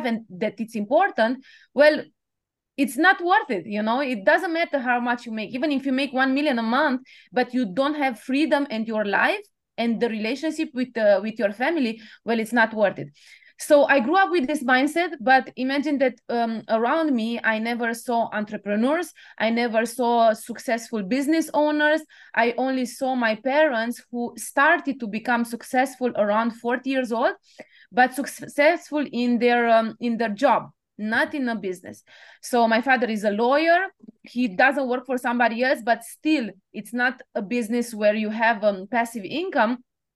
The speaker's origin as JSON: {"language": "English", "country": "Romania", "tie": "born or raised there", "also_born_or_lived": "Bucharest, Romania", "moved": "as an adult", "lives_now": "Paris, France", "said": "I was born in Romania, like you said, and it was just after the communist period"}